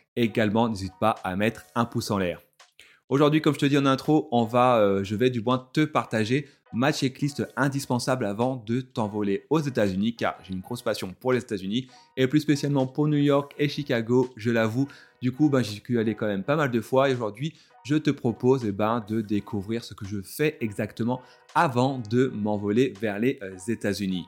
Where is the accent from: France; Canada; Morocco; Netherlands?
France; je suis français